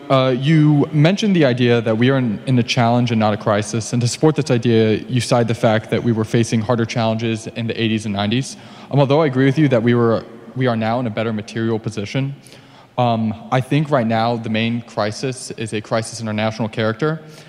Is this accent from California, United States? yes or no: no; San Antonio, Texas, United States; moved away; I'm a sophomore here at Notre Dame, and I'm from San Antonio, Texas.